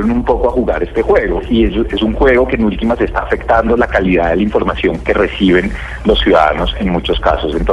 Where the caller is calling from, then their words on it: Bogotá, Colombia; de Bogotá